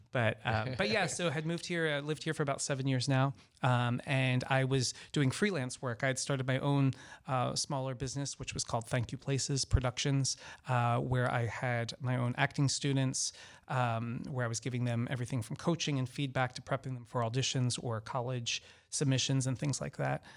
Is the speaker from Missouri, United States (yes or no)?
no; Baltimore, Maryland, United States; also born or lived in Orlando, Florida / Los Angeles, California / Washington, D.C.; now in Florida, United States; I'm originally from Baltimore, Maryland. Um, so I'm, I'm a northerner